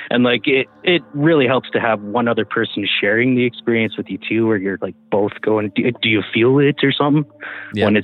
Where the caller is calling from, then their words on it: Smithers, British Columbia, Canada; from Smithers.